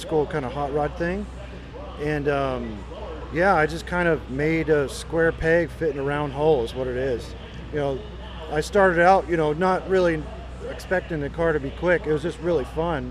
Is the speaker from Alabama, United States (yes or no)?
no; Texas, United States; also born or lived in Brazil; I was born in Brazil, but I mostly I've lived in Texas